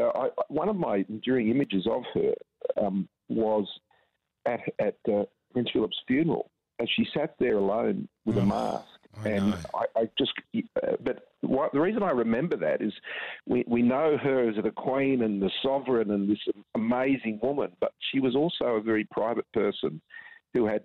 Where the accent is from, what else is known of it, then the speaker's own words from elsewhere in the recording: Australia; as an Australian